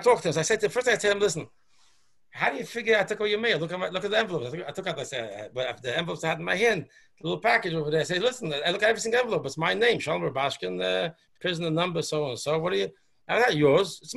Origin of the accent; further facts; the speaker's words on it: New York City, New York, United States; I was born in Borough Park. I went to the yeshivas I went